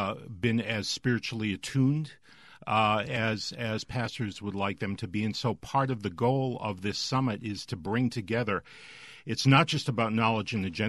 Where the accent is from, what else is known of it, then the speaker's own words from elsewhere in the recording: Boston, Massachusetts, United States; moved away as an adult; now in Mississippi, United States; I'm originally from the Boston area